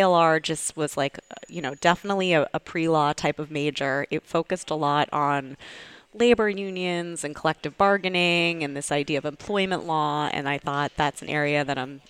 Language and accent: English; Needham, Massachusetts, United States; also born or lived in New York City; I grew up outside of Boston, Needham, Massachusetts